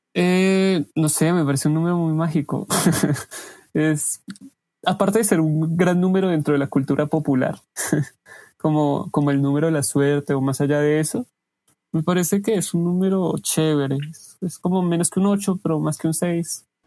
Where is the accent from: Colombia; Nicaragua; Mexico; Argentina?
Colombia; Pacho, Cundinamarca; now in Bogotá, Colombia; viví la mayoría de, mi infancia en Pacho, Dinamarca